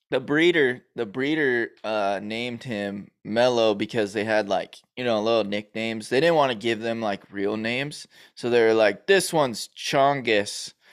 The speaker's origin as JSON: {"language": "English", "town": "Los Angeles", "region": "California", "country": "United States", "tie": "born or raised there", "also_born_or_lived": "New York", "said": "we moved from New York to California"}